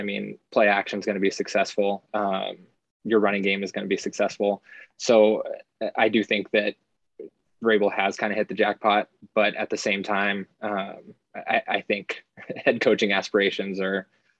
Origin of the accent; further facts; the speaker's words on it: Denver, Colorado, United States; I'm from Denver.